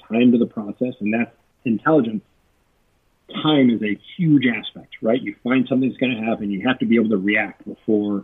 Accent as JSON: {"language": "English", "region": "Texas", "country": "United States", "tie": "born or raised there", "said": "I grew up in Texas"}